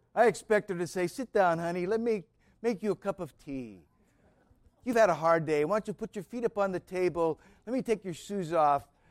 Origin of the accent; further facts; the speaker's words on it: United States; I was warmed by being an American citizen